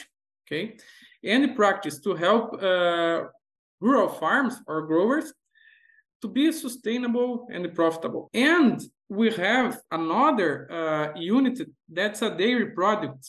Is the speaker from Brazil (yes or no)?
yes; Brazil; also born or lived in Idaho, United States; I am from Brazil